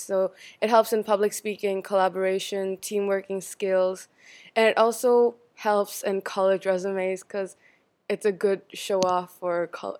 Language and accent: English; India; now in China; So I'm from India, and I've stayed in China for 11 years.